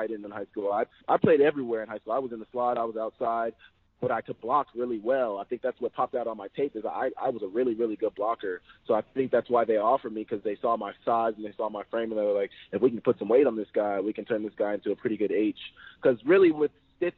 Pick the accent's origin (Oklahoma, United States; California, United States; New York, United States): Oklahoma, United States; I did grow up in Oklahoma